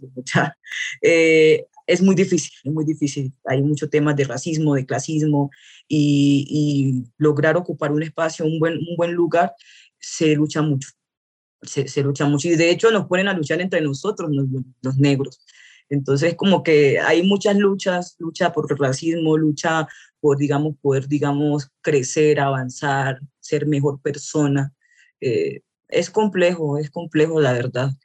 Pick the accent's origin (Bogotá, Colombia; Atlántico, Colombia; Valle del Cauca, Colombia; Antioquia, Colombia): Valle del Cauca, Colombia; Buenaventura; also born or lived in Cali; now in Bogotá, Colombia; soy eh, de Buenaventura, del puerto de Buenaventura